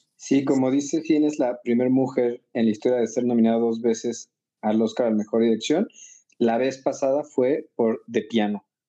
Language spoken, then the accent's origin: Spanish; Mexico; soy mexicana